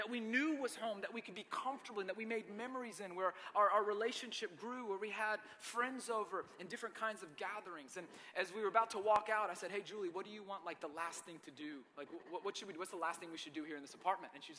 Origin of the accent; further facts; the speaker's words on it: Marietta, Georgia, United States; also born or lived in Lebanon, Tennessee; I grew up in Marietta, Georgia.